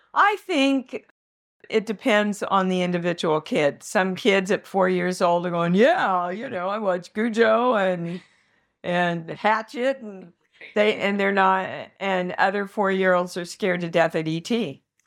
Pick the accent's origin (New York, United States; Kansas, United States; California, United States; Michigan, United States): Kansas, United States; I'm from Kansas.